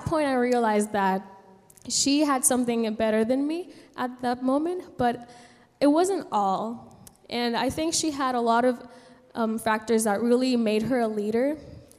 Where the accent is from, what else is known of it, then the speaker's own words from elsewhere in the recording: San Juan, Puerto Rico; moved away as an adult; now in United States; I was born and raised in San Juan, Puerto Rico, and I moved to the States here to study here in college